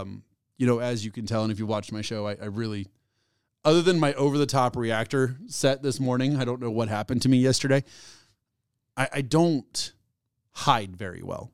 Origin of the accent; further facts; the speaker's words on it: United States; I'm an American